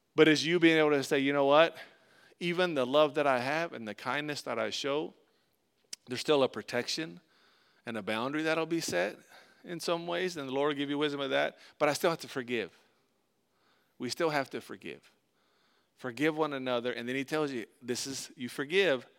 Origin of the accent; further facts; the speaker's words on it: Tampa, Florida, United States; we grew up in Tampa, Florida